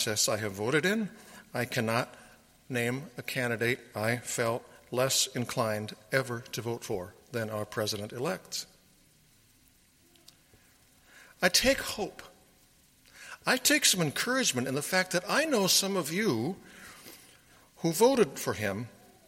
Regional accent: Sioux County, Iowa, United States; also born or lived in Johnson County, Iowa; I grew up in Sioux County, Iowa

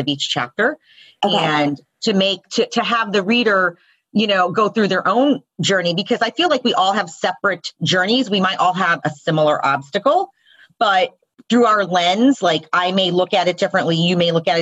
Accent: the South, United States; I'm a first generation Indian woman born and raised in the South

